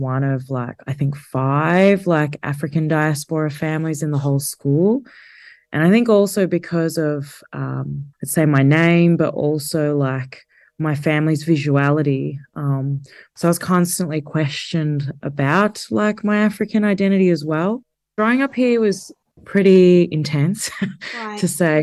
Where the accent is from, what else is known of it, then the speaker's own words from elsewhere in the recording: Geelong, Victoria, Australia; I grew up in Geelong in like the very late 80s, early 90s